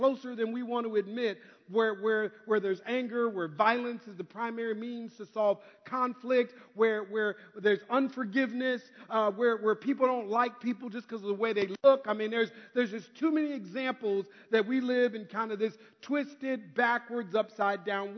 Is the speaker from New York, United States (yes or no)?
no; Minneapolis, Minnesota, United States; now in California, United States; I'm originally from Minneapolis, Minnesota. But because of the winters, I now live in California. But when I was a kid growing up in Minneapolis